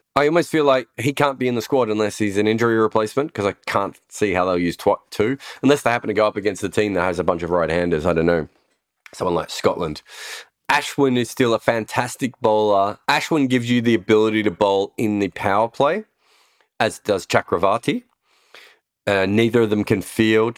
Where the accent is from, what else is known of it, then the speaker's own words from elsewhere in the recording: Australia; moved away as an adult; now in United Kingdom; being an Australian who's moved to the U K